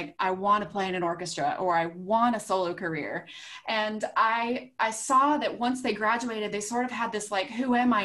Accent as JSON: {"language": "English", "region": "Southwest Virginia", "country": "United States", "tie": "born or raised there", "said": "I grew up in Southwest Virginia"}